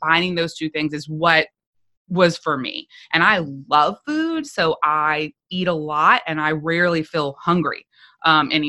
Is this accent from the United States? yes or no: yes; South Louisiana, United States; I was from South Louisiana